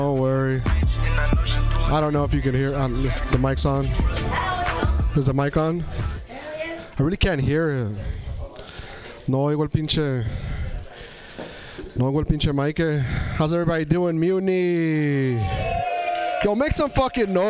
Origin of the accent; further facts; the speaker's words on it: Tri-Cities, Eastern Washington, United States; now in Portland, United States; I come from an area in Washington called Tri-Cities, Washington.